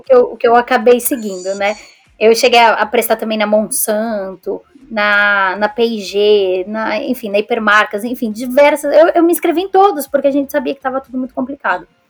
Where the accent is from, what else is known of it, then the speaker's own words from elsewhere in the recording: São Paulo, Brazil; moved away as an adult; also born or lived in Scotland / Sweden; now in England; eu sou de São Paulo também